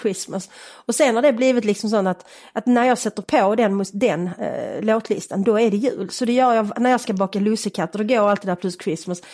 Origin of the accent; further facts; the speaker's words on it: Malmö, Skåne, Sweden; Jag är uppväxt i Malmö på Sofielund